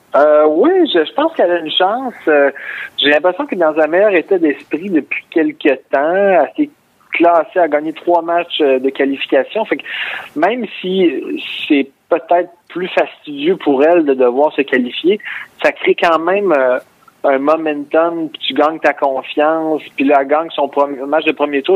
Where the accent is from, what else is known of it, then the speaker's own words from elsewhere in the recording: Quebec City, Quebec, Canada; je viens de Québec